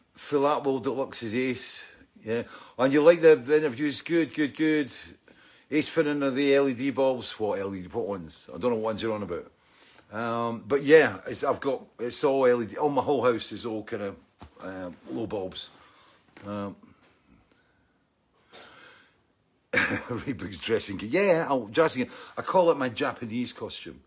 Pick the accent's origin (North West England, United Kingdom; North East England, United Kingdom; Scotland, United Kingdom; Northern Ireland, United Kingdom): Scotland, United Kingdom; I'm Scottish